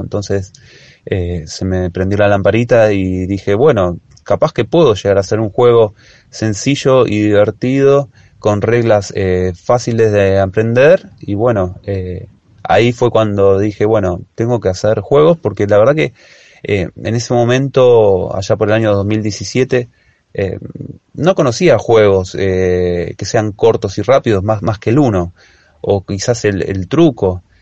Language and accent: Spanish; Martínez, Buenos Aires Province, Argentina; Tengo 34 años, soy de Martínez